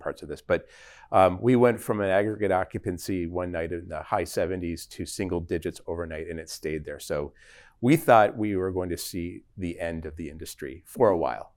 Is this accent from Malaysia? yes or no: no; Toronto, Ontario, Canada; also born or lived in Pittsburgh, Pennsylvania; now in Dallas, United States; I'm from Toronto, Canada originally, but I spent thirty years in Pittsburgh